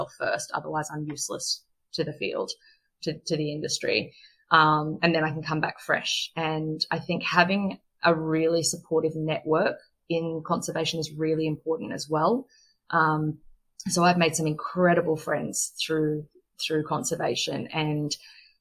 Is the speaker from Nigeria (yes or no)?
no; Australia; as an Australian